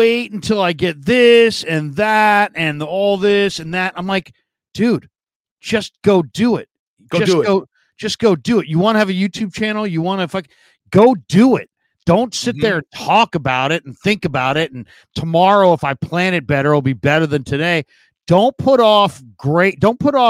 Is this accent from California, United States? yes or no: yes; San Diego, California, United States; I'm from San Diego